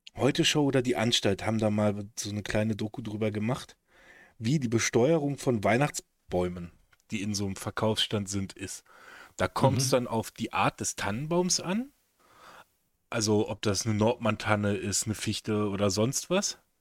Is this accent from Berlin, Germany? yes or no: no; Velpke, Lower Saxony, Germany; die Kieskuhle in, in Felbke, wo ich groß geworden bin